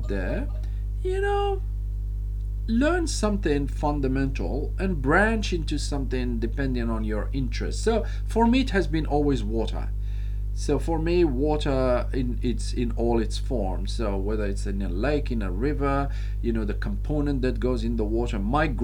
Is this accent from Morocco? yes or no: yes; Morocco; I'm from Morocco, so I understand what it means to be tribal